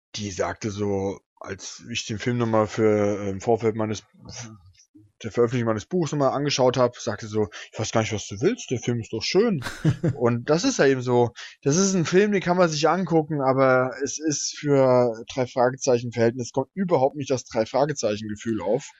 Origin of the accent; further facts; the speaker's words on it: Hesse, Germany; now in Berlin, Germany; ich komme ja aus Hessen